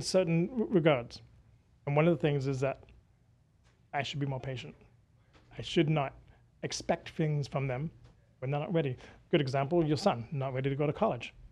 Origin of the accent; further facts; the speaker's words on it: United Kingdom; moved away as an adult; now in United States; I'm British